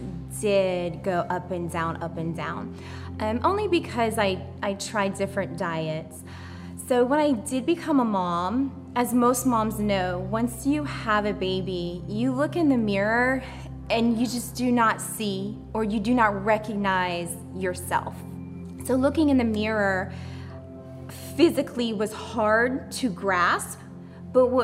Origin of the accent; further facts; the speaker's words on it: Louisiana, United States; I grew up in Louisiana amongst a large family. It was a small town on the bayou